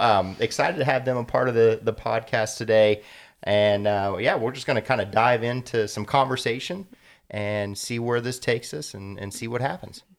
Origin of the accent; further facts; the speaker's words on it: Columbus, Ohio, United States; I'm very familiar with the west side of Columbus